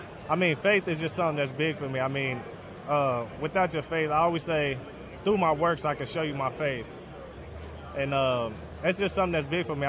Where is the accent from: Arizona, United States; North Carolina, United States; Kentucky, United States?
Kentucky, United States; Northern; I'm from north of Kentucky, right across the bridge from Cincinnati